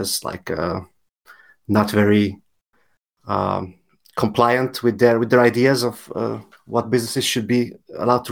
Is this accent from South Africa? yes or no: no; Hungary; I'm from Hungary